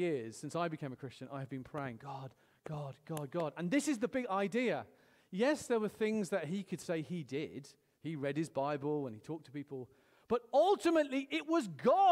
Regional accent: United Kingdom; I'm British

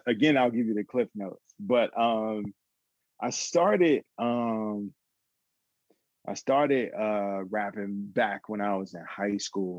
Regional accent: Atlanta, Georgia, United States; I grew up in Atlanta

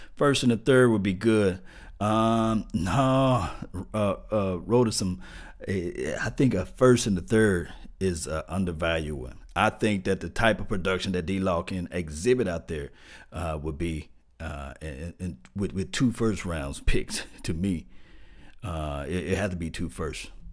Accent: Mississippi, United States; Y'all can tell I'm from Mississippi

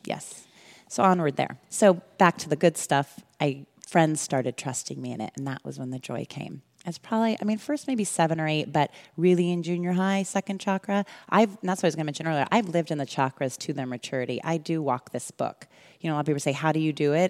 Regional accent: California, United States; also born or lived in Illinois / Alabama / Europe; And then I was back here in California by age five. I've been here ever since

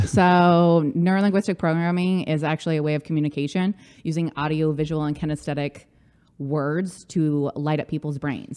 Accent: Orange County, California, United States; now in New York City, United States; I grew up in Orange County

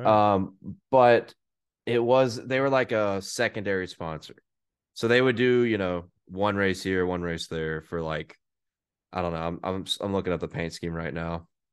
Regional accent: Hattiesburg, Mississippi, United States; I'm from Hattiesburg

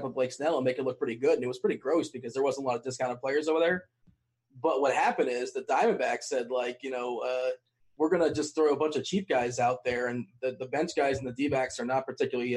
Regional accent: South Florida, United States; in Florida, I grew up in South Florida

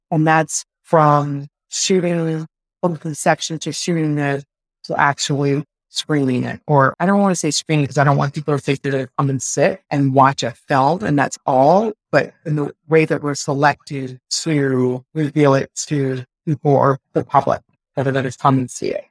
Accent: Richmond, Virginia, United States; I'm from Richmond, Virginia originally

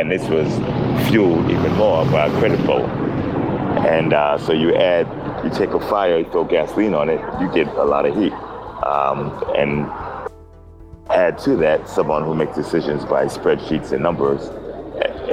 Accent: New York City, New York, United States; also born or lived in Roosevelt, Long Island / Brooklyn; Native New Yorker.

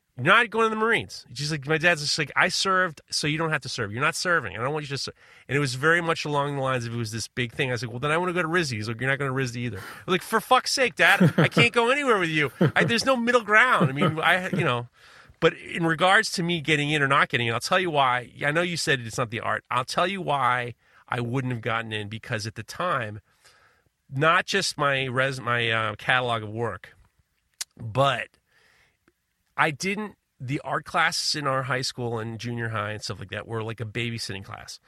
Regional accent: New York, United States; as a New Yorker

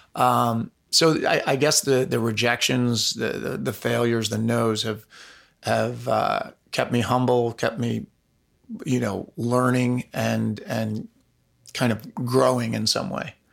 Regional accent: Pound Ridge, New York, United States; I grew up in Pound Ridge, New York, which is in Westchester County, about an hour north of New York City

